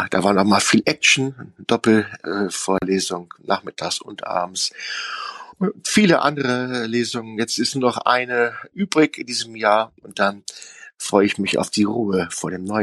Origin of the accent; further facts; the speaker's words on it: North Rhine-Westphalia, Germany; Wir können genauso hart sein aus dem Westen, finde ich. Wir sind ja auf Kohle geboren.